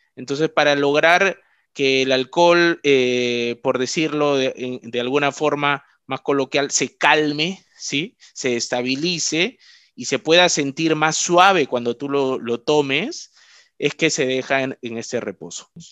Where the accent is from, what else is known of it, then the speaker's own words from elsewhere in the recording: Trujillo, La Libertad, Peru; yo soy de Trujillo